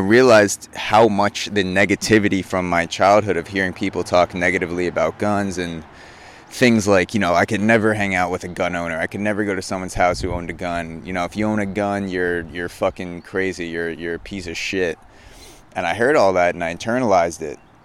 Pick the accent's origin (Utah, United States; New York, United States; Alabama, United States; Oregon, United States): New York, United States; Long Island; growing up in Long Island and being around New York City, it's a super liberal, progressive area